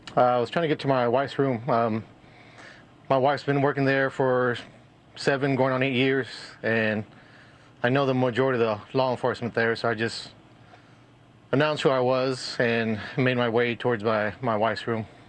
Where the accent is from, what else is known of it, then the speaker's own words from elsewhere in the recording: Uvalde, Texas, United States; I've been born and raised in Uvalde for forty-two, going on forty-two years.